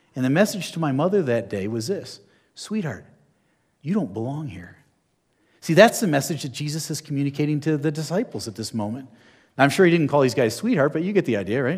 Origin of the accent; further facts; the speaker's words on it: New Jersey, United States; I'm from New Jersey